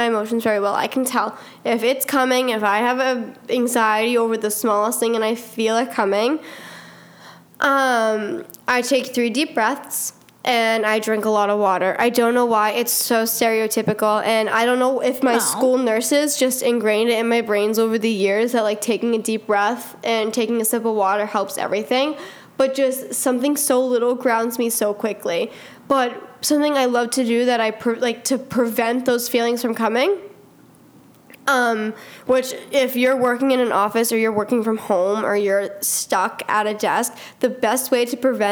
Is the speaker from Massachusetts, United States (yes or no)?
yes; Stoneham, Massachusetts, United States; I'm also a substitute teacher in my hometown, which is quite wild because I'm 18 and I literally just left the halls of Stoneham High